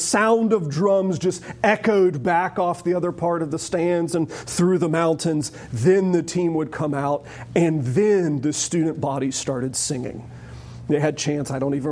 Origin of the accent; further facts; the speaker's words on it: Charlotte, North Carolina, United States; growing up in Charlotte